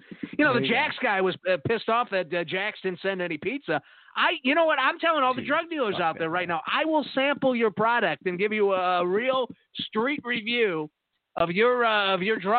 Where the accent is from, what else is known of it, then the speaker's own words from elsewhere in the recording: Arkansas, United States; I was from Arkansas, you know what I mean?